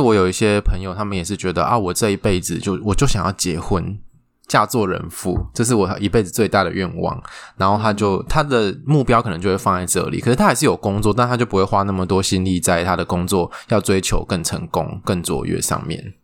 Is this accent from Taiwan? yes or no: yes; Taiwan; 我们台湾人奴性很重